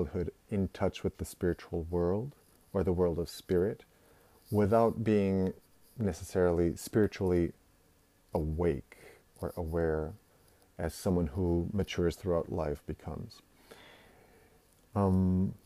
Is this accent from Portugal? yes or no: yes; Portugal; moved away as an adult; also born or lived in Netherlands; now in Japan; I was born and raised in Portugal